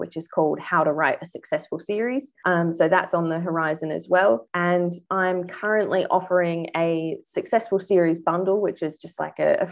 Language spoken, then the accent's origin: English; Australia; now in New Zealand; I'm Australian, as you might have noticed, but I live in New Zealand